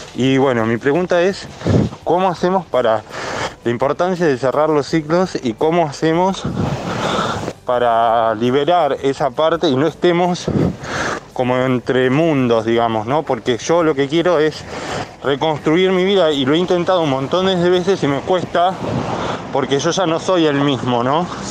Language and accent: Spanish; Mar del Plata, Buenos Aires Province, Argentina; also born or lived in Canary Islands, Spain; de Mar del Plata, Argentina